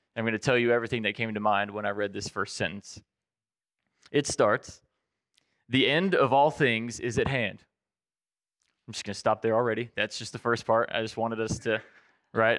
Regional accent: Southwest Virginia, United States; growing up in Southwest Virginia

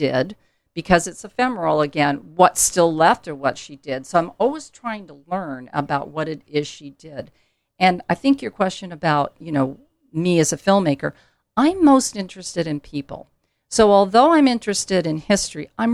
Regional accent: Ithaca, New York, United States; I was born in Ithaca

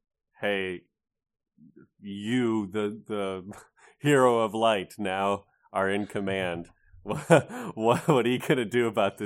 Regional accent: United States; as an American who lived through the Trump administration.

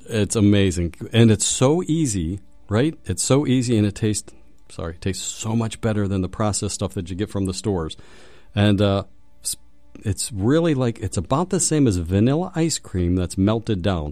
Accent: Pittsburgh, Pennsylvania, United States; I'm from Pittsburgh.

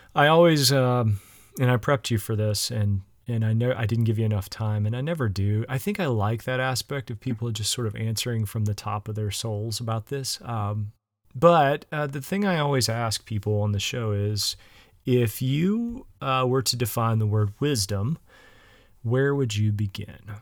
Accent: West Virginia, United States; now in Illinois, United States; I grew up in the South. I grew up in West Virginia.

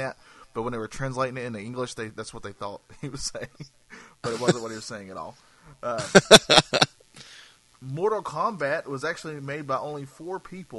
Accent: North Carolina, United States; I'm from North Carolina

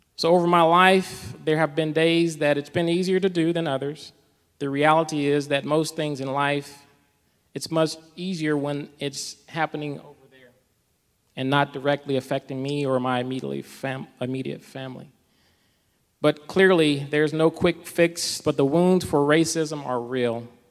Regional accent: Mississippi, United States; I grew up in the South as well, from Mississippi

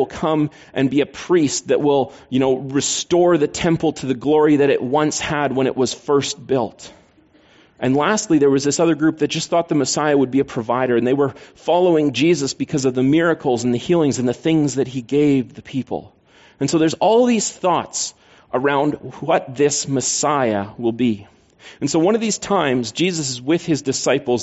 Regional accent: Canada; I'm Canadian.

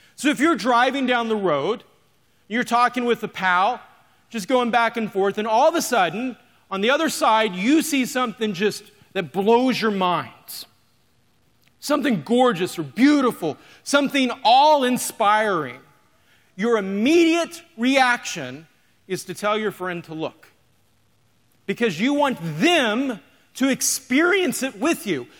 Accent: Oklahoma, United States; moved away as an adult; now in North Iowa, United States; we're from North Iowa. Grew up in Oklahoma.

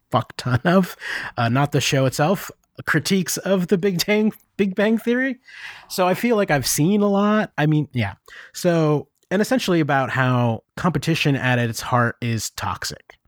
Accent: United States; moved away as an adult; also born or lived in Japan; I feel real shitty about being an American

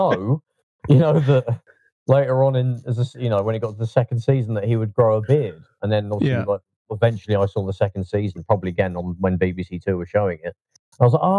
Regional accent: Leicester, East Midlands, United Kingdom; now in London, United Kingdom; I was growing up in Leicester in those days, that's where I'm from originally

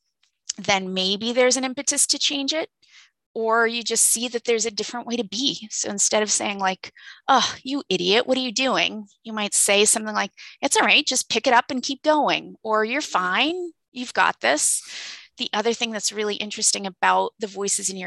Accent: California, United States; now in East Coast, United States; I'm from California

